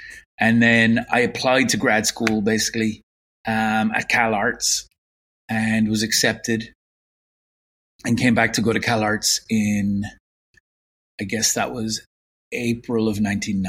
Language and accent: English; Limerick, Munster, Ireland; moved away as an adult; now in San Diego, United States; I was born and raised in Limerick, Ireland. In the really in the, I mean, I'm a '60s child